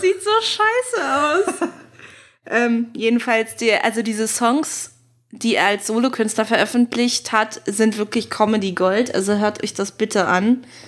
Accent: Berlin, Germany; als Berlinerin

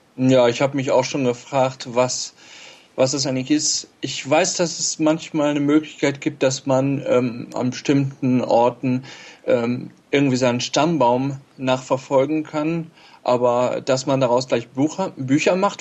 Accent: Steinhagen, North Rhine-Westphalia, Germany; ich bin, ähm, aus Steinhagen bei Bielefeld

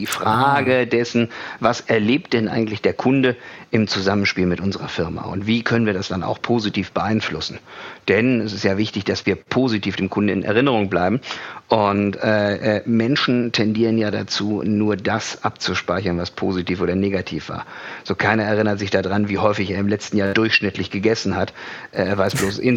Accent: Kiel, Schleswig-Holstein, Germany; moved away as an adult; Also ich komme aus Kiel. Äh, musste da aber weg, weil die Leute sind da äh, eher einsilbig.

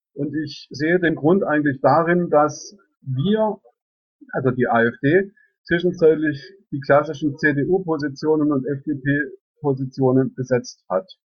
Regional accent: Reutlingen, Baden-Württemberg, Germany; also born or lived in Heidelberg / Saxony; die Region Neckaralb liegt mir klar aus am Herzen, weil ich hier geboren bin

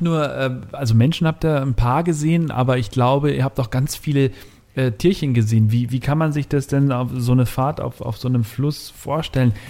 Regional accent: Berchtesgadener Land, Bavaria, Germany; Ich komme hier auch ähm, aus den Bergen raus, äh, Berchtesgadener Land.

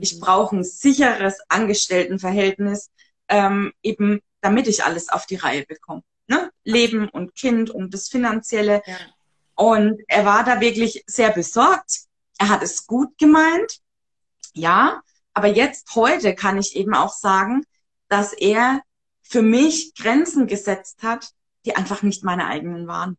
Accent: Upper Franconia, near Bamberg, Bavaria, Germany; wo ich herkomme vielleicht noch, ich wohne in dem schönen Oberfranken. Genau. Ähm, ja, Nähe Bamberg

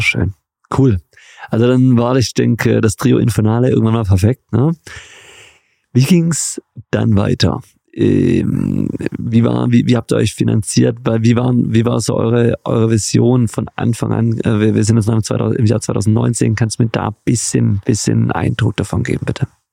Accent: Göppingen, Baden-Württemberg, Germany; Ich bin in der Perle Europas, der Heimat Jürgen Klinsmanns im schönen Göppingen, Baden-Württemberg geboren.

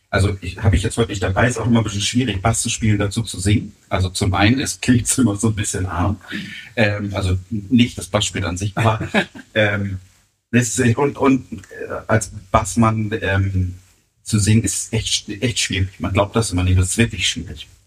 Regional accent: Harburg, Hamburg, Germany; Ähm, aber nein, ich bin wirklich äh, gebürtiger Harburger und bin da auch nie weggezogen.

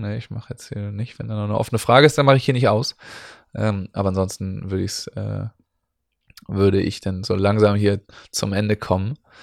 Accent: Northern Germany, Germany; für uns Nordlichter

